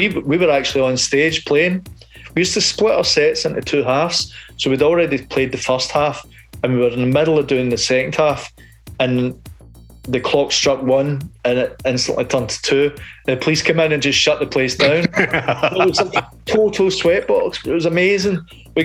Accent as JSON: {"language": "English", "town": "Cumbernauld", "region": "Scotland", "country": "United Kingdom", "said": "I was from Cumbernauld."}